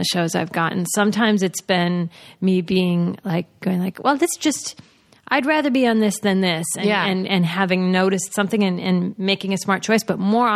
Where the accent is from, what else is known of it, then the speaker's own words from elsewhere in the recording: United States; being all American